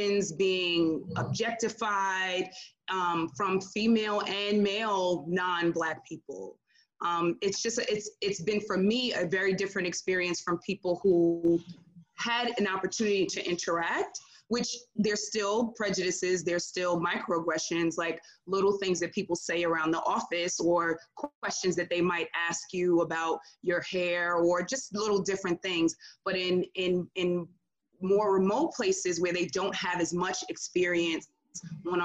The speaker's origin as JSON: {"language": "English", "town": "New York City", "region": "New York", "country": "United States", "tie": "born or raised there", "also_born_or_lived": "Pennsylvania", "moved": "as an adult", "said": "I was born and raised in New York City, urban New York, Queens, New York"}